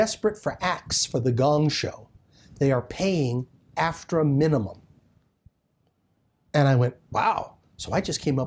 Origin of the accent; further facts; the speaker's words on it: New York, United States; moved away as an adult; also born or lived in Ohio / Chicago; I'm originally from New York